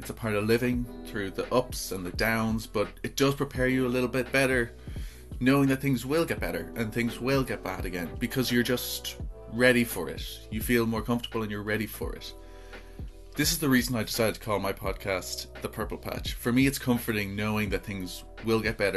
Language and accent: English; Ireland